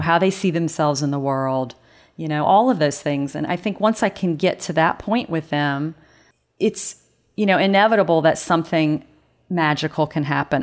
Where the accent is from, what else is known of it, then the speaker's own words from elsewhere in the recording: North Carolina, United States; accent: southern drawl; moved away; I know that southern drawl comes out every once in a while. Um, yeah, I w, I grew up in North Carolina